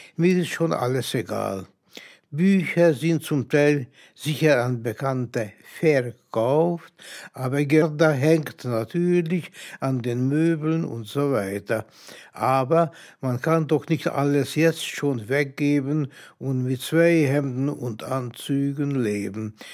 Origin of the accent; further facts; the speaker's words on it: Budapest, Hungary; moved away as an adult; now in Germany; geboren 1923 in Budapest, nach Auschwitz verfrachtet 1944, nach Ungarn zurückgekehrt 1945, nach Deutschland emigriert 1956. Seitdem lebe ich hier mit meiner Familie